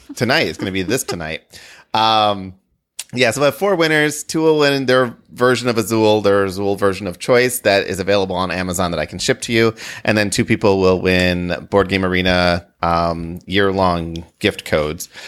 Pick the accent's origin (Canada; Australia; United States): United States; Wisconsin; I grew up in Wisconsin